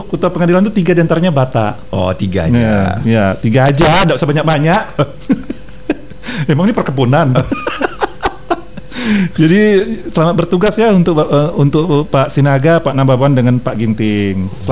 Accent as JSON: {"language": "Indonesian", "region": "North Sumatra", "country": "Indonesia", "said": "jadi saya juga sebagai orang Batak kalau boleh menggunakan platform ini uh, memberikan salam juga"}